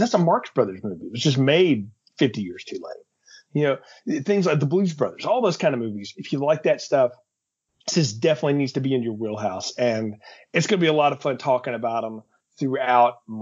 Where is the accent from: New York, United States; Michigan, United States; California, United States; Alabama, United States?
Alabama, United States; I'm from Alabama